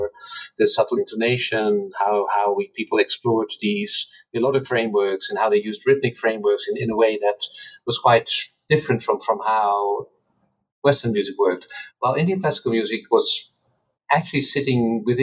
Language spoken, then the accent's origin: English; Netherlands; So I grew up in the Netherlands.